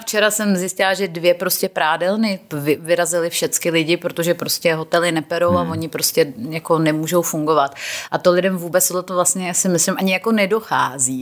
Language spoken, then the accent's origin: Czech; Czechia; moved away as an adult; also born or lived in England; když jsem tenkrát odjela jako z Čech